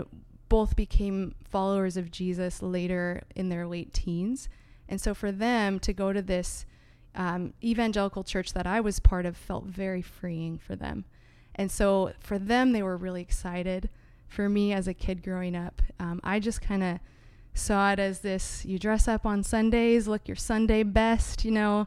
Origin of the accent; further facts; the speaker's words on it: San Diego, California, United States; moved away as an adult; also born or lived in Greater Vancouver, Canada; now in Vancouver, Canada; I am actually an American from San Diego, California, and I recently moved up to Canada in 2019